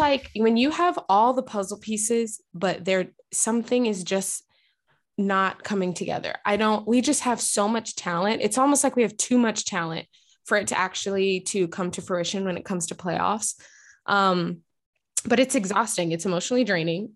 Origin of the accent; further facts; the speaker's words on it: Texas, United States; now in Portland, United States; I was raised in Texas